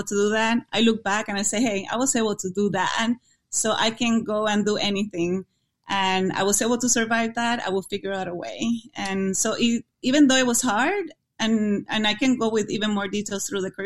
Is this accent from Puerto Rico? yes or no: yes; Puerto Rico; English is a second language; moved away as an adult; now in United States; my college in Puerto Rico was in my hometown